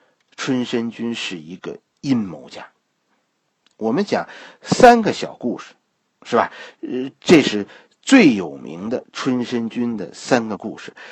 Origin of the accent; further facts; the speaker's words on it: Shanghai, China; 俺俩两家都讲上海话，好不啦？我其实也算是上海人